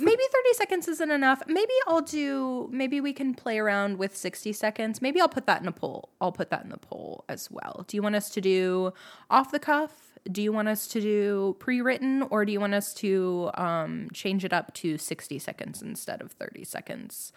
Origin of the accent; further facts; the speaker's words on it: United States; I'm also American and barely know Japanese at all